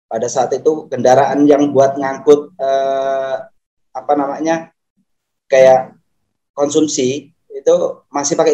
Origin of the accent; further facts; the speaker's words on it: Lampung, Indonesia; Nah, pada saat itu saya lahir di tahun 9, eh, 89. Saya lahir di tahun 89, sudah posisinya sudah di Lampung sini.